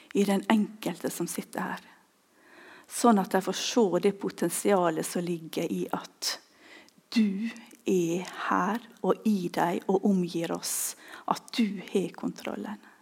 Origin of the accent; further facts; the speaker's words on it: Ulsteinvik, Møre og Romsdal, Norway; moved away; Jeg kommer fra Ulsteinvik